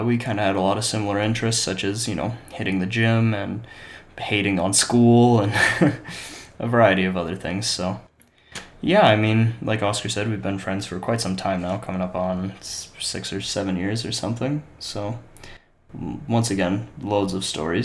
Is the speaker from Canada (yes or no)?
yes; Canada; also born or lived in Scotland; I was born in Scotland, but I've been living in Canada for most of my life